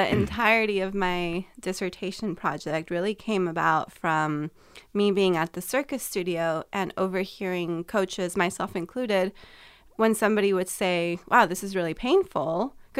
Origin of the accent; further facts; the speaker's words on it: California, United States; so I'm originally from California. I went to Arizona and I thought, man, it's so hard to live here.